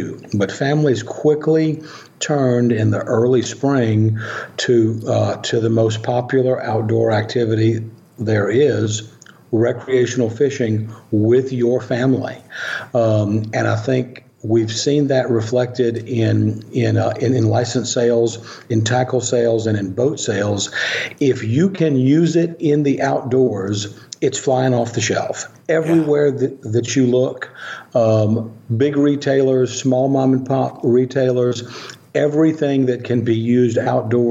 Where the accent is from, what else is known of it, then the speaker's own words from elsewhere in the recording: Louisiana, United States; my home state of Louisiana